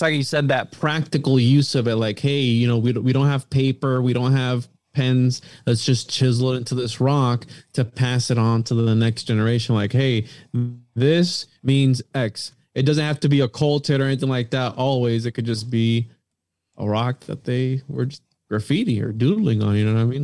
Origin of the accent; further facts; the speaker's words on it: Florida, United States; we're from Florida